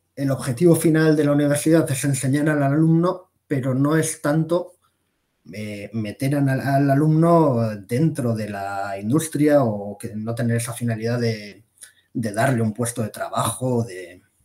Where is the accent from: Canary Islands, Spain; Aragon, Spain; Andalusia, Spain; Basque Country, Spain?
Basque Country, Spain; yo soy vasco